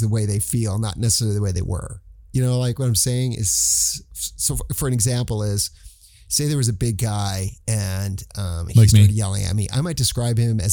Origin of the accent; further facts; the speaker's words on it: Phoenix, Arizona, United States; I grew up in Phoenix